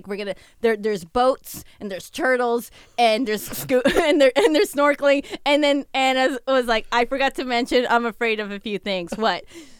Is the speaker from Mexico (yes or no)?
yes; Mexico; moved away; also born or lived in South America; when I grew up in Mexico.